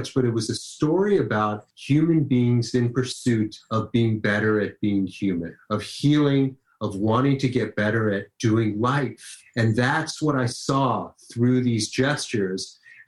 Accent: Los Angeles, California, United States; I grew up in Los Angeles

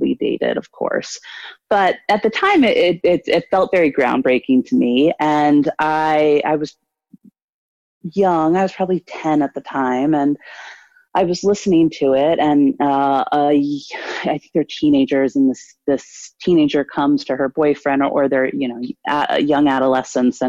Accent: Washington, District of Columbia, United States; moved away as an adult; now in New York, United States; I grew up in Washington, D.C.

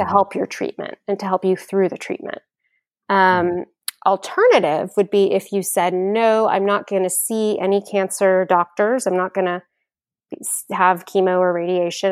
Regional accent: Houston, Texas, United States; also born or lived in Austin, Texas; I grew up in Houston

